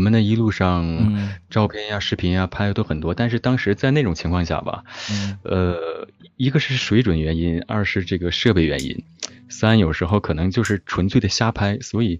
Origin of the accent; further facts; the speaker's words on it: Hulunbuir, Inner Mongolia, China; also born or lived in Baotou; 在呼伦贝尔。